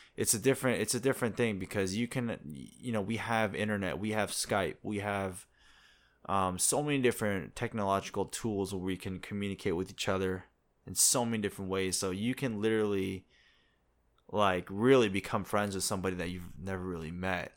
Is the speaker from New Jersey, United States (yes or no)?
yes; New Jersey, United States; moved away as an adult; now in South Korea; I'm from America, too. I'm from Jersey